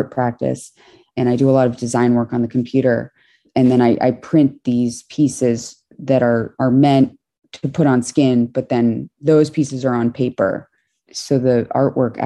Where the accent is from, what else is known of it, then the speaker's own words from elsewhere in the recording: New York City, New York, United States; was born in New York City, sort of around one block south of Canal Street in Tribeca near Chinatown